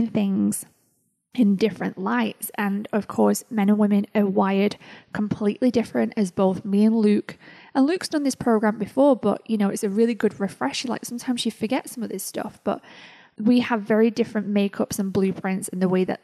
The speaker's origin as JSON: {"language": "English", "country": "United Kingdom", "said": "Being British"}